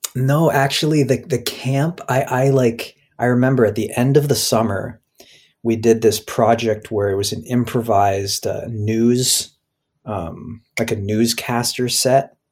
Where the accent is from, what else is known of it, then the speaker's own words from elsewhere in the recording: Toronto, Ontario, Canada; I grew up in Toronto